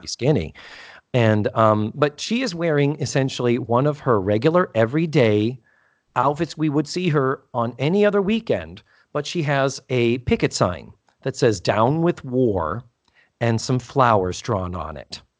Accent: Brockton, Massachusetts, United States; I grew up in beautiful Brockton, Massachusetts

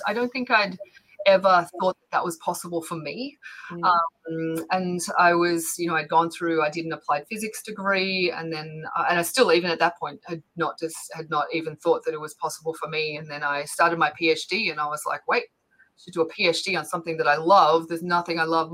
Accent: Bendigo, Victoria, Australia; moved away as an adult; also born or lived in Ballarat, Australia / United Kingdom; now in United States; I was born in a small town called Ballarat, and I grew up in a small town called Bendigo

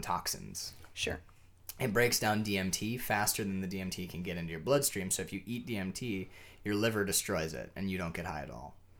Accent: United States; I'm an American

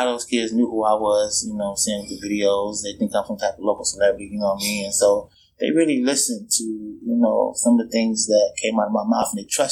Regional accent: Chicago, Illinois, United States; now in Des Moines, United States; Grew up in the South Side of Chicago

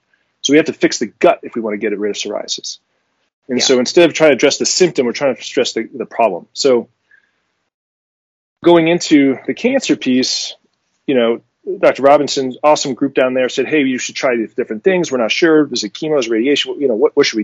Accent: France; moved away; I was born in France

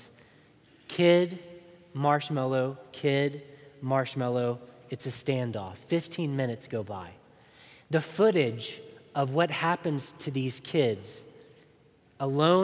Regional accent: Chattanooga, Tennessee, United States; my hometown of Chattanooga, Tennessee

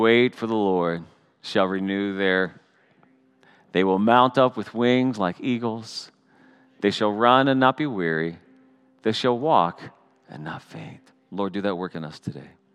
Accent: Canada; I'm still Canadian.

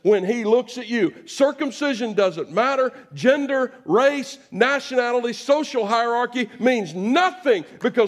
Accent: United States; I am an American

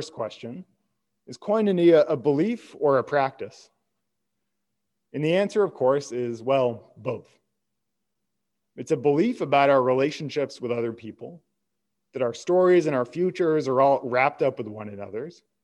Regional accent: United States; I'm an American

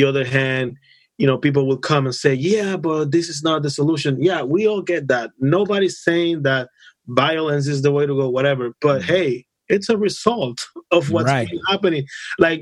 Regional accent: Dominican Republic; now in United States; I come from the Dominican Republic

